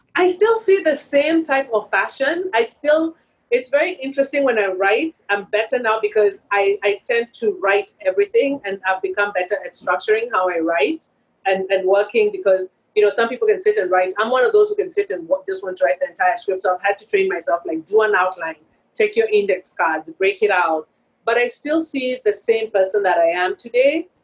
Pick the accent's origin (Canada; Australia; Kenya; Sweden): Kenya; moved away as an adult; also born or lived in Boston; When I was growing up in Kenya, there wasn't a film school, which is why I went mm-hmm. to mm. film school in Boston.